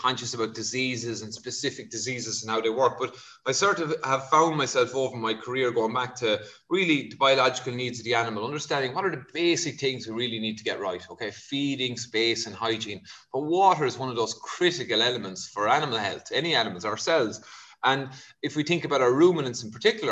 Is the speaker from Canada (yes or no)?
no; Kerry, Munster, Ireland; now in Wicklow, Ireland; I'm from Kerry